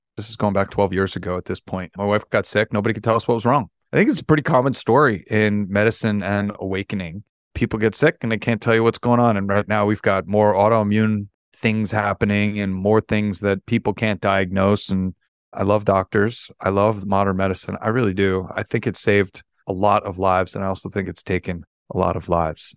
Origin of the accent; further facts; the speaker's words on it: New York City, New York, United States; I'm born and raised in New York